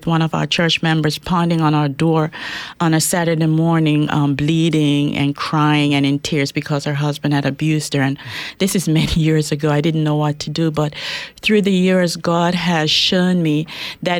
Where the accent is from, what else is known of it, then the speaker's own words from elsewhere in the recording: Bermuda; also born or lived in Jamaica; now in Spokane, United States; I was born in Jamaica, West Indies, but grew up in Bermuda. And I lived in Bermuda for quite a while, went to school there. So that's where I was brought up.